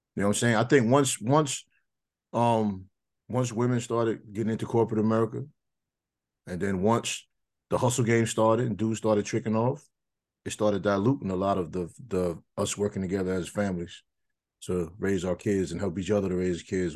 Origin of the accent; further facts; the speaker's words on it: New York, United States; I grew up in New York